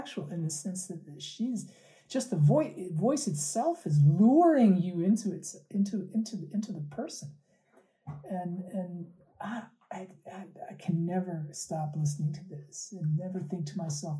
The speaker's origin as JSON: {"language": "English", "country": "Pakistan", "moved": "yes", "said": "they're Pakistani, and I'm originally from Pakistan"}